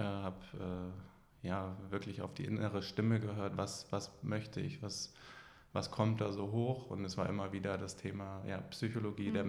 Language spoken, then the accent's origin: German; Hamburg, Germany; Ich komme aus Hamburg. Ich bin hier auch geboren